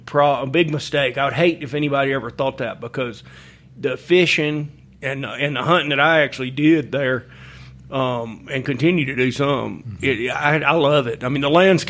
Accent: Huntsville, Alabama, United States; accent: Southern; moved away as an adult; also born or lived in New Orleans, Louisiana; now in Augusta, United States; I grew up outside of Huntsville, Alabama, in a place they call Sharps Cove.

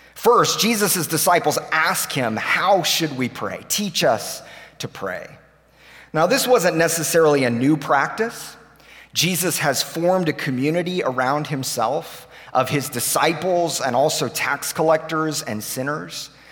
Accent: Tulsa, Oklahoma, United States; moved away as an adult; now in Nashville, United States; we grew up here in Tulsa

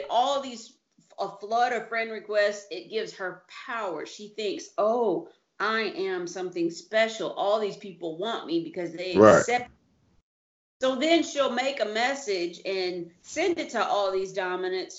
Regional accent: United States; now in Italy; I'm American

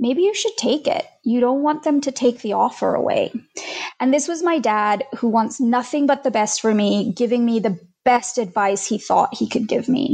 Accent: Australia; moved away as an adult; also born or lived in India; now in United States; We moved from India to Australia when I was 9, and later I moved to the US in my early 30s.

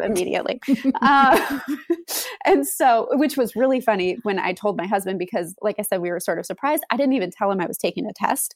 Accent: Wisconsin, United States; moved away as an adult; now in Austin, United States; We moved to Austin from Wisconsin. We're both from the Wisconsin area

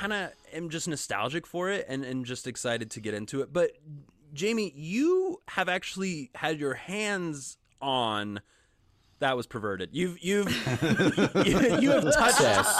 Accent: Wichita, Kansas, United States; I grew up in Wichita, Kansas

